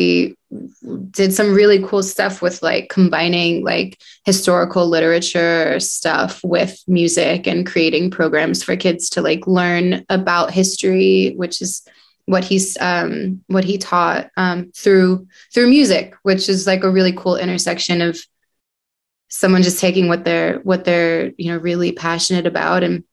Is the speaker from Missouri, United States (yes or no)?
no; New Jersey, United States; moved away as an adult; also born or lived in New York; now in Los Angeles, United States; I was born in New York, and my parents moved us to the suburbs of New Jersey when I was 2